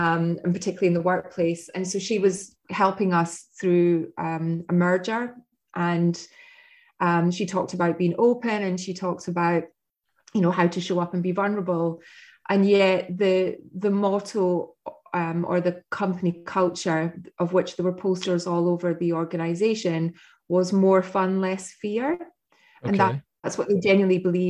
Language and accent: English; Scotland, United Kingdom; now in United States; being Scottish and living in America